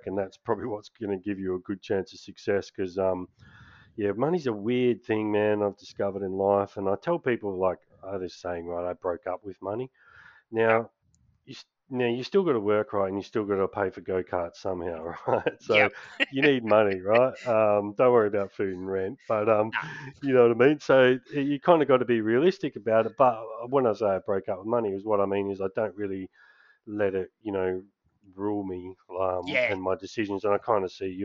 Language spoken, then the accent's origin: English; Perth, Western Australia, Australia; we're both from Perth